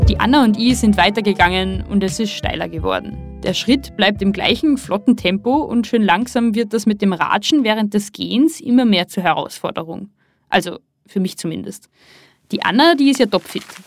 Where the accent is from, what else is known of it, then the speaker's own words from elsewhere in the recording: Pinzgau, Salzburg, Austria; ich bin im sogenannten Innergebirg im Salzburger Pinzgau aufgewachsen